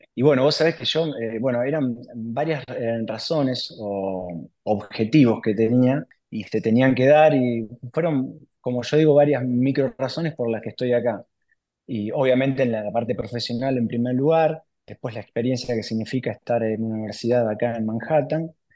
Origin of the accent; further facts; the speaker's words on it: Capitán Bermúdez, Santa Fe, Argentina; moved away as an adult; also born or lived in Paraná; yo soy oriundo de Capitán Bermúdez al lado de Rosario